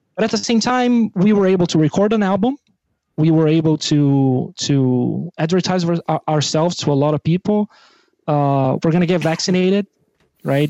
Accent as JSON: {"language": "English", "country": "Brazil", "second_language": "English", "moved": "yes", "lives_now": "Belgium", "said": "I'm from Brazil"}